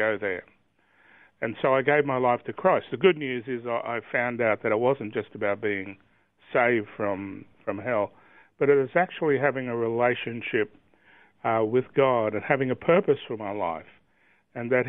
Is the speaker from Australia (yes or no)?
yes; Brisbane, Queensland, Australia; I was born in Brisbane and grew up on the south side at a place called Holland Park.